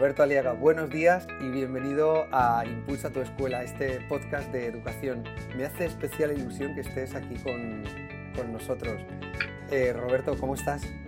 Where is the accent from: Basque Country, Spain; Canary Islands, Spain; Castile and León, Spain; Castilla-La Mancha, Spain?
Castilla-La Mancha, Spain; Puertollano; somos manchegos los dos, tú de Argamasilla de Alba y yo de Puerto Llano